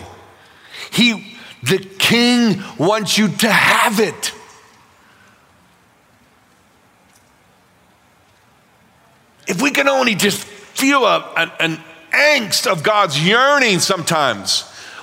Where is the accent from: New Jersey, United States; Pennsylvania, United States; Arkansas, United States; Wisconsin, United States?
Pennsylvania, United States; Pittsburgh; I'm from Pittsburgh, Pennsylvania